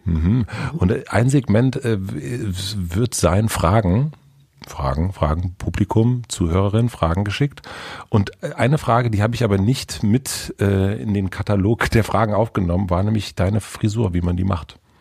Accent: East Germany, Germany; bei uns im Osten

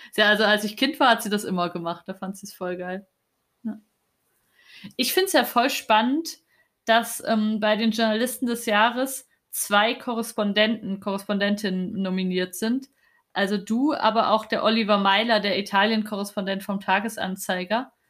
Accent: East Germany, Germany; moved away; ich bin in Ostdeutschland aufgewachsen

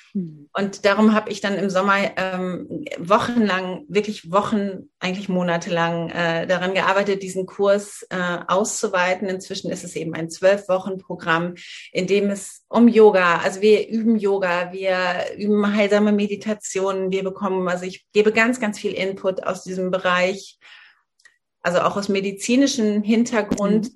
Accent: northern Hesse, Germany; moved away; in meiner Heimat, ich komme aus einer sehr ländlichen Region in Nordhessen

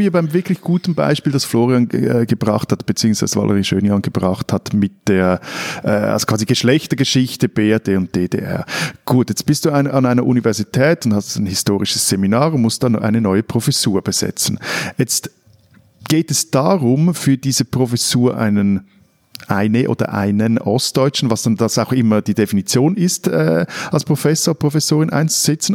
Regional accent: Switzerland; als Schweizer

